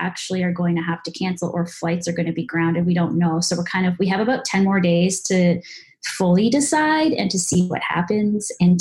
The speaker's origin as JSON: {"language": "English", "town": "Toronto", "region": "Ontario", "country": "Canada", "also_born_or_lived": "Vancouver", "moved": "as an adult", "lives_now": "Los Angeles, United States", "said": "I'm in Los Angeles, California. It's my new home because I'm actually from Toronto, Canada, and I moved here last summer"}